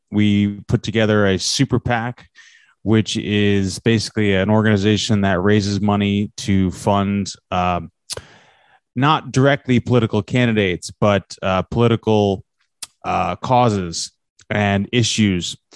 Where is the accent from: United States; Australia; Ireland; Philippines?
United States; New York City, New York; I am from New York City